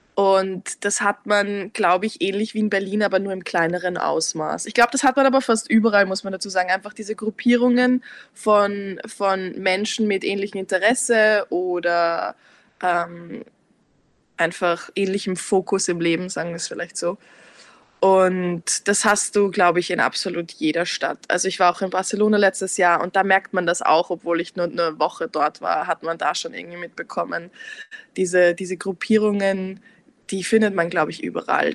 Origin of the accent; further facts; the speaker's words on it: Vienna, Austria; also born or lived in Lower Austria; ich bin in Niederösterreich geboren, aber bin seit ich fünf bin in Wien.